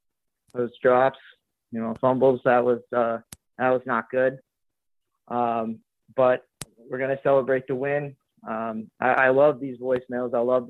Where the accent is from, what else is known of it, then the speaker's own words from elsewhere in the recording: Vermont, United States; I was brought up in Vermont.